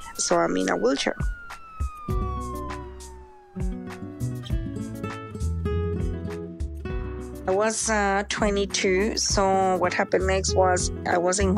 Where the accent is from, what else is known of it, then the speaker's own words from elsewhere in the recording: Bogotá, Colombia; moved away as an adult; now in Australia; I'm originally from Colombia. I've been living here in Australia for almost 20 years, and I'm 44 now. I grew up in Bogota, which is the capital city of Colombia